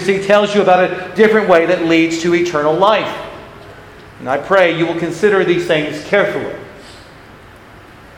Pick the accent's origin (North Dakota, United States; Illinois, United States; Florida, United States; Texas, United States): Florida, United States; moved away; I'm from Florida